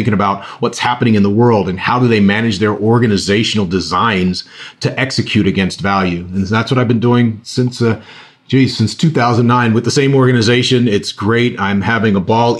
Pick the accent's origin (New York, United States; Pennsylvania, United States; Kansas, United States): Pennsylvania, United States; I'm from Pennsylvania